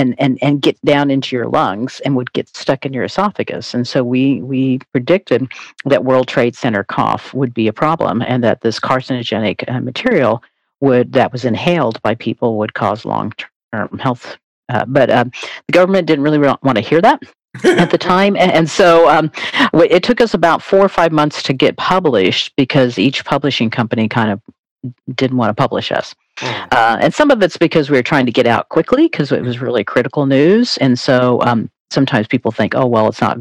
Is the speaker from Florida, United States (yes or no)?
no; Oklahoma, United States; moved away as an adult; also born or lived in Texas; I am from Oklahoma